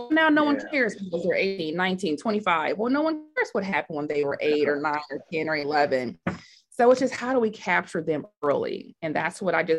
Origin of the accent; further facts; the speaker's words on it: Oakland, California, United States; I was raised in Oakland, California